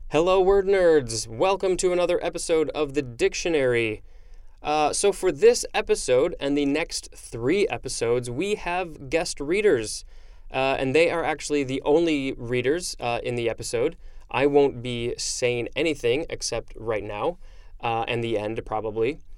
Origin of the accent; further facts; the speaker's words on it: United States; accent: American; my ridiculous American accent